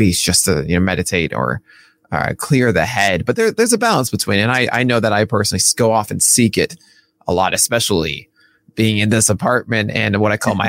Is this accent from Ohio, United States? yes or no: no; New York, United States; my hometown